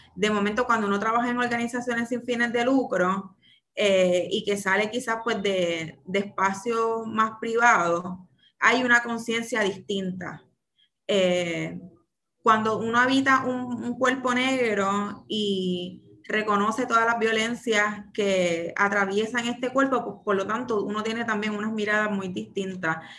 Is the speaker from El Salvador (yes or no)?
no; San Juan, Puerto Rico; soy nacida y criada en Santurce, específicamente en Barrio Obrero